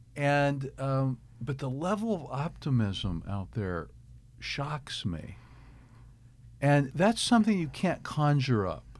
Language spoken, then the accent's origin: English; Kansas City, Missouri, United States; also born or lived in Michigan / Pennsylvania; now in Arkansas, United States; I grew up in Kansas City, Missouri, moved here from Michigan, lived in Pennsylvania before